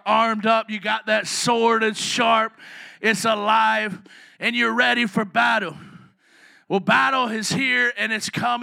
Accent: the South, United States; I'm from the South.

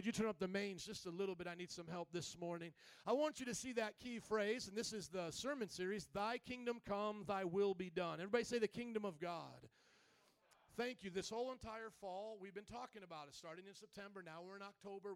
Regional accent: Fort Wayne, Indiana, United States; now in Chicago, United States; I was born and raised in the cornfields of Indiana

